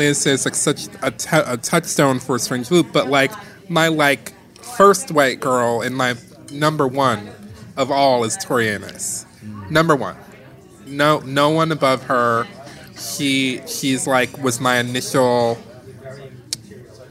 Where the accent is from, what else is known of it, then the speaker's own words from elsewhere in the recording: Detroit, Michigan, United States; I grew up in Detroit in Motown.